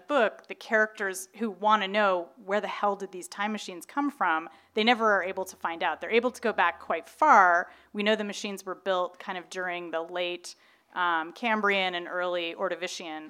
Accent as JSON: {"language": "English", "town": "Irvine", "region": "California", "country": "United States", "tie": "born or raised there", "said": "growing up in Irvine, like I did."}